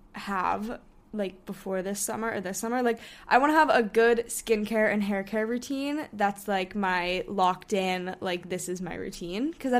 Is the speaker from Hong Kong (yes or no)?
yes; Hong Kong; one of our friends that we grew up with in Hong Kong, she goes to school in London now.